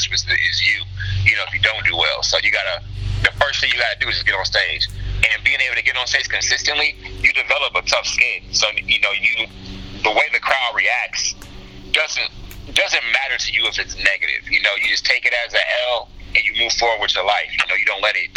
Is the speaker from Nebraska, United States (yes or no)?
yes; Omaha, Nebraska, United States; I grew up in North Omaha, mm-hmm. Which is actually a highly black populated area of Omaha, Nebraska.